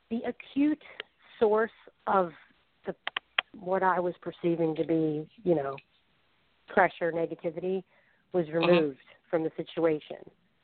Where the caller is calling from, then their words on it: Falls Church, Virginia, United States; …. I'm from Falls Church, Virginia.